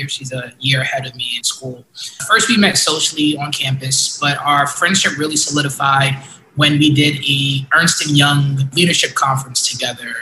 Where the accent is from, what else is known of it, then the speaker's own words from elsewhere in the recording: New York City, New York, United States; We were both born and raised in East New York, Brooklyn